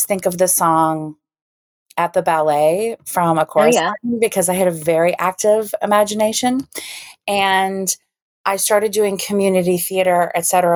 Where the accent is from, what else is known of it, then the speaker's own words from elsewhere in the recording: Central Illinois, United States; I grew up in Central Illinois